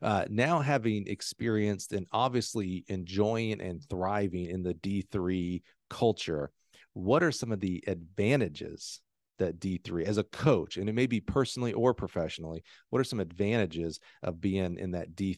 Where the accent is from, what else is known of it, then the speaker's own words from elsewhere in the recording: the South, United States; my whole career was to get to the SEC because I grew up in the South.